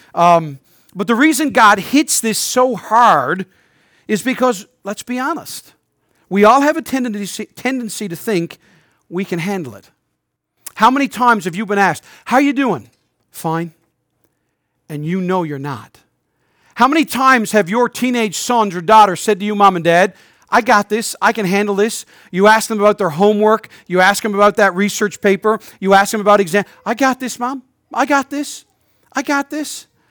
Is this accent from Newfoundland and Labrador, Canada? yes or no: yes; St. John's, Newfoundland and Labrador, Canada; moved away as an adult; I'm a native Newfoundlander, but I haven't lived here in over a decade and a half.